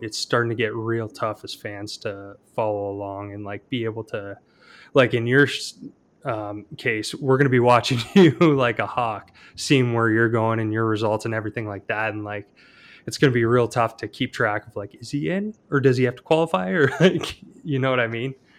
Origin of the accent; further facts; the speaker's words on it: Canada; Al and I both being Canadian